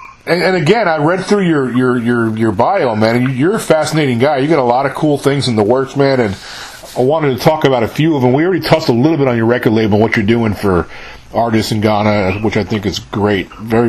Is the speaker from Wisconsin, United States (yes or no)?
no; New York, United States; moved away; I'm originally from New York, so I have a little bit of. So I grew up in Mayapack, New York, which is about 40 miles north of the Bronx. Just north of New York City.